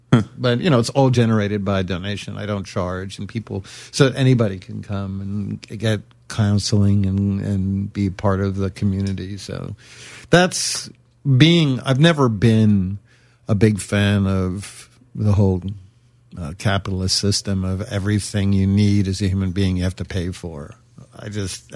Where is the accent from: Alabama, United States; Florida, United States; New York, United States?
New York, United States; New York City; I'm from Brooklyn